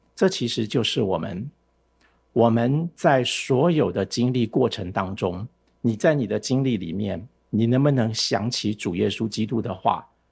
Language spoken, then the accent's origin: Chinese; Taiwan; 我从台湾来的